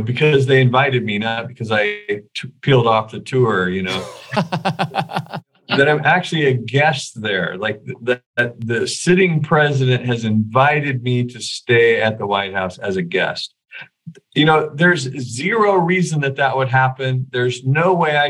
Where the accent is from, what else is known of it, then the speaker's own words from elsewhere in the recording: Weaverville, California, United States; moved away; I'm from Weaverville